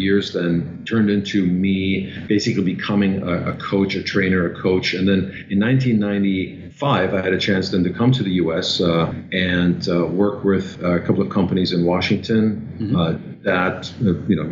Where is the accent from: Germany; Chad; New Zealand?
Germany; English is a second language; moved away as an adult; also born or lived in Vienna, Austria; now in New York City, United States; So I'm originally from Germany, and I left Germany in my early 20s